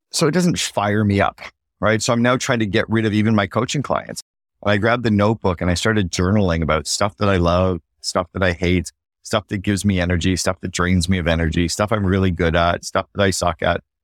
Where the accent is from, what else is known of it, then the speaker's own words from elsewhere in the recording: Canada; now in Barbados; as a Canadian